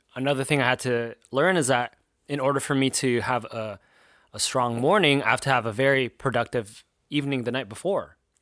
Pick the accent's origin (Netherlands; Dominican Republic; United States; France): United States; Southern California; now in Philadelphia, United States; I'm from Southern California